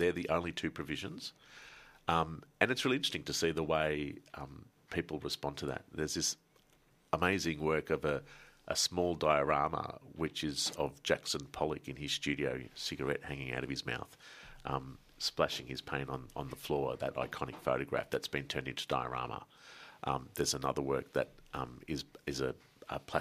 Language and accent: English; Melbourne, Victoria, Australia; growing up in Melbourne